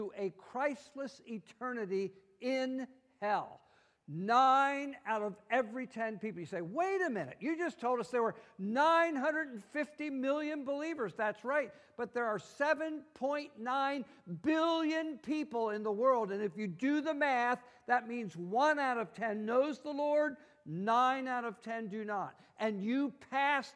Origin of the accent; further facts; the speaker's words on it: United States; also born or lived in Italy; I am an American